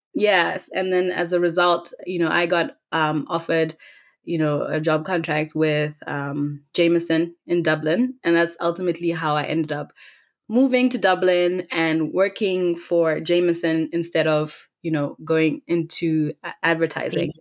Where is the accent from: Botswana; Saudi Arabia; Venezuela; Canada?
Botswana; Gaborone, South-East District; moved away; also born or lived in Cape Town, South Africa; I was born and raised in Khaborone, Botswana.